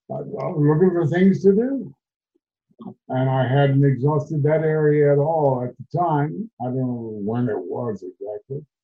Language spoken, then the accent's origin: English; Kansas City, Kansas, United States; I come from the west bottoms of Kansas City, Kansas, and most people think Kansas City, Missouri we came from Kansas. Across the street from, we lived above the junkyard.